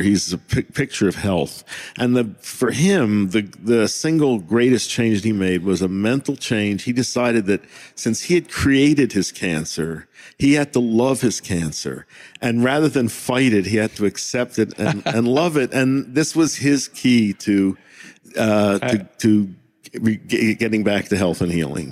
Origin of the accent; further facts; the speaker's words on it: United States; as an American